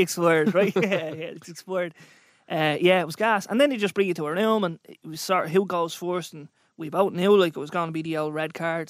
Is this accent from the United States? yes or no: no; Dublin, Leinster, Ireland; I'm an entrepreneur from Dublin